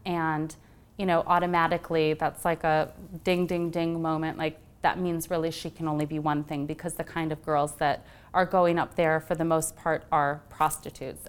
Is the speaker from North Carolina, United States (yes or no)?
no; Wisconsin, United States; also born or lived in Illinois; I'm actually from Wisconsin and Illinois originally